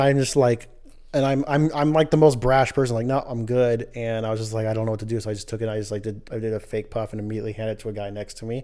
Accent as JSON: {"language": "English", "town": "Los Angeles", "region": "California", "country": "United States", "moved": "yes", "said": "I'm originally from Los Angeles way, way, way back in the times of the days of the eighties and nineties"}